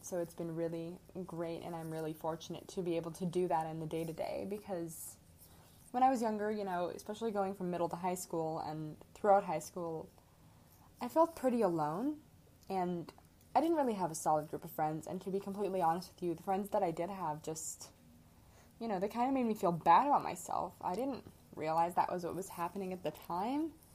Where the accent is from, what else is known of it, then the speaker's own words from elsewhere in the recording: Midwest, United States; moved away as an adult; now in Arizona, United States; I am from the Midwest, so I'm used to the cold